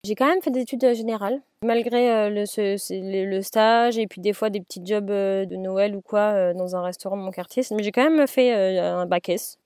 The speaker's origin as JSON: {"language": "French", "town": "Paris", "region": "Île-de-France", "country": "France", "tie": "born or raised there", "moved": "as an adult", "lives_now": "Rennes, France", "said": "Paris qui sont mes origines à moi quand même vu que je suis née à Paris"}